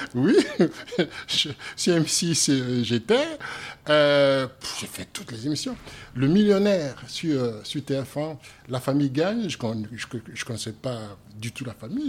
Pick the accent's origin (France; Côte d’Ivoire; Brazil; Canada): Côte d’Ivoire; Yaou, Comoé; moved away; je suis né euh, à Yaou exactement, et je suis abouré